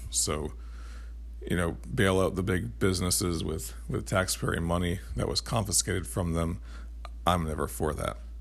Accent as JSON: {"language": "English", "country": "United States", "said": "as an American"}